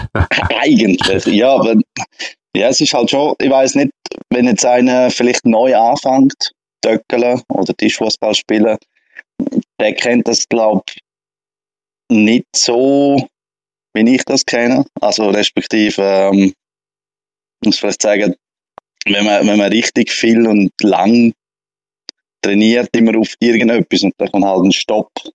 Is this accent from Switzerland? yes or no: yes; Graubünden, Switzerland; ich komme aus Grabünde